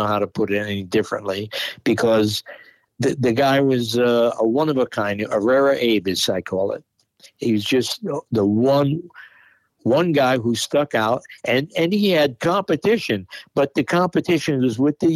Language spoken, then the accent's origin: English; United States; My parents were born in Italy, and I have a lot of the heritage, but I'm an American